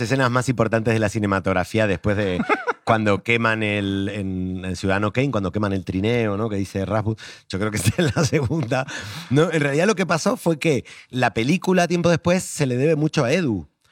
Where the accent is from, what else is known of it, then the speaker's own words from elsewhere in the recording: Argentina; now in Spain; como vengo de Argentina, lo tengo en sangre